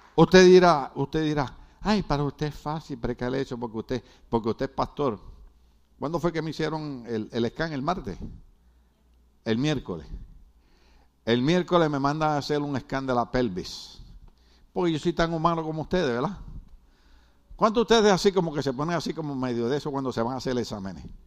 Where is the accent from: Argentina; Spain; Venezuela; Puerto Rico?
Puerto Rico; como los boricuas hablamos tan raro